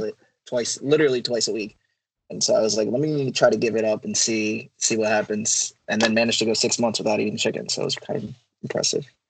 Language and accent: English; Philadelphia, Pennsylvania, United States; I'm from Philadelphia, uh, just outside of Philadelphia. Born and raised in Pennsylvania.